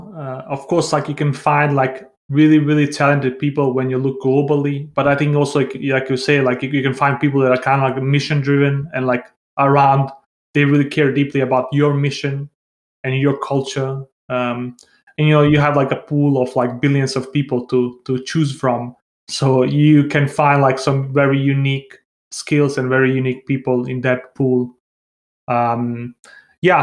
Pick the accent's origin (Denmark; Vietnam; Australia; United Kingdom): Denmark; moved away as an adult; also born or lived in Bosnia / Santiago, Chile; now in Barcelona, Spain; I was born in Bosnia. I grew up in Denmark.